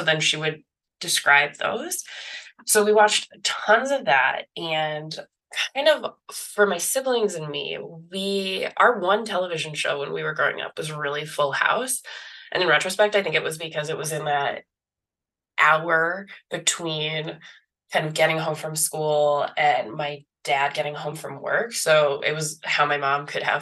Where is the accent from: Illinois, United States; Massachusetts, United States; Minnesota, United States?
Illinois, United States; Chicago; I grew up in the Chicago area